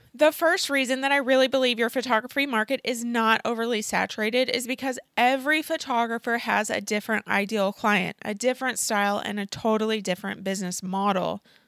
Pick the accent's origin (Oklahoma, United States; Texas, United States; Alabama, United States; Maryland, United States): Oklahoma, United States; moved away as an adult; also born or lived in St. Louis, Missouri; I moved to Saint Louis from Oklahoma back in twenty sixteen